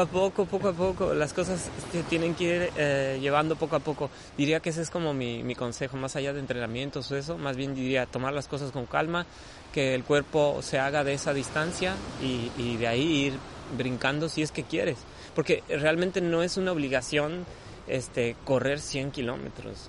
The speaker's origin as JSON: {"language": "Spanish", "country": "Mexico", "said": "yo soy ese mexicano"}